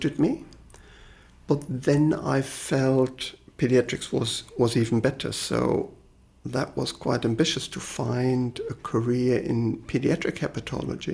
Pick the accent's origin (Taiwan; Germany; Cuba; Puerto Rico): Germany; Lippstadt, North Rhine-Westphalia; moved away as an adult; also born or lived in Birmingham, United Kingdom; now in Hannover, Germany; I was born in a little town in the north of Germany called Lippstadt. This is in the middle of nowhere, but I had a very happy and enjoyable childhood. I went to kindergarten, preschool, grammar school